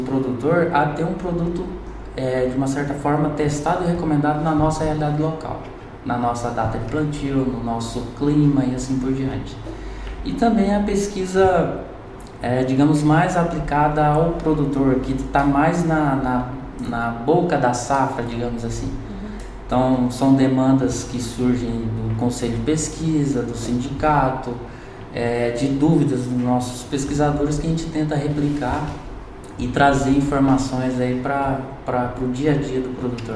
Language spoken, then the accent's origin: Portuguese; Espigão d'Oeste, Rondônia, Brazil; moved away as an adult; also born or lived in Cuiabá; now in Lucas do Rio Verde, Brazil; Eu sou natural de Rondônia, de uma cidade chamada Espigão do Oeste